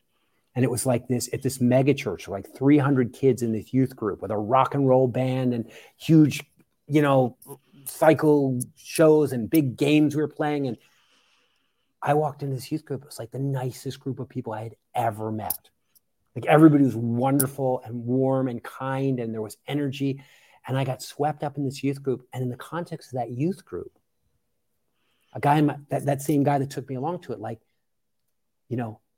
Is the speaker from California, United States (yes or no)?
no; Philadelphia, Pennsylvania, United States; So the long and the short of it is I grew up outside of Philadelphia. And I grew up in a evangelical Christian world.